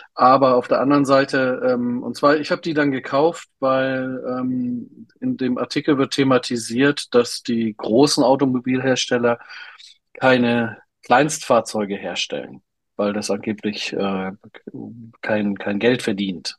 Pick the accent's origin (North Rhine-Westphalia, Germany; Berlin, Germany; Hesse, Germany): Berlin, Germany; ich habe ja als Jugendlicher in Berlin gewohnt